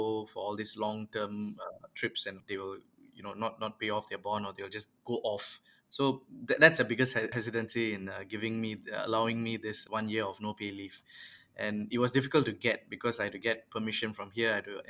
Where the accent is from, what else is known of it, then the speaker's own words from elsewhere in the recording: Yishun, Singapore; I was from a pretty traditional family. Both my parents are teachers. I mean, I was from Naval Base Primary School in Yishun.